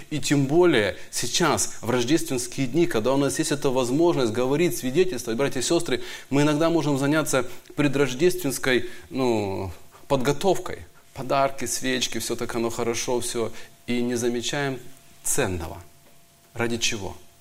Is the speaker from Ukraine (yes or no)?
yes; Donbas, Ukraine; Я тоже из Донбасса